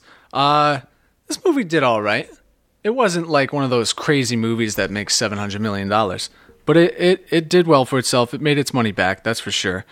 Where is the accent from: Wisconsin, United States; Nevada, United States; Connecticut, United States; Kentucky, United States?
Connecticut, United States; New Haven; accent: New England; I grew up, like, in the New Haven area, so they're a little more influenced by New York